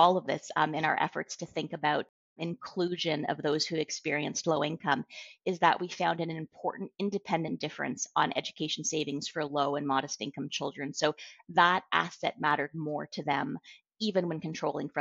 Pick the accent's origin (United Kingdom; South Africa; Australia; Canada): Canada